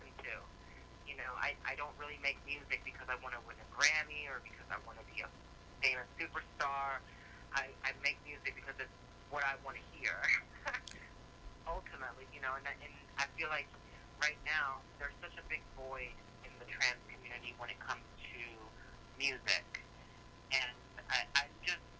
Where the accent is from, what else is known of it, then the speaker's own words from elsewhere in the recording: Panama City area, Florida, United States; moved away; also born or lived in Pensacola, Florida; I spent 8 years in that area, and it just became one of those things where I called it home